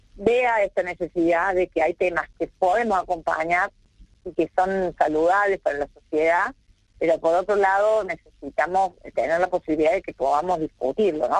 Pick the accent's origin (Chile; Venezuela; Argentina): Argentina; como argentinos